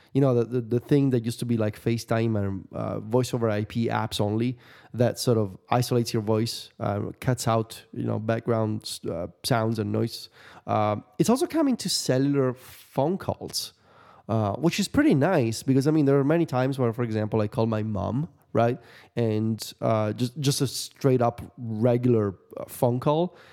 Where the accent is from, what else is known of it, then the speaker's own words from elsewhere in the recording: Viterbo, Lazio, Italy; the machina of Santa Rosa in Viterbo? The big celebration in my hometown